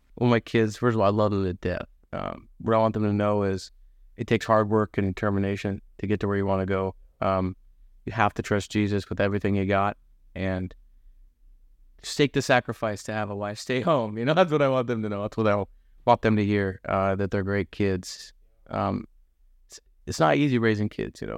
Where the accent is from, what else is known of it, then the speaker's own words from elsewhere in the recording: Monmouth, Oregon, United States; also born or lived in Dallas, Oregon / Gresham, Oregon; we grew up in Dallas, or Dallas for a bit, and then Gresham, then we moved back to Monmouth. You know, it's kinda where I grew up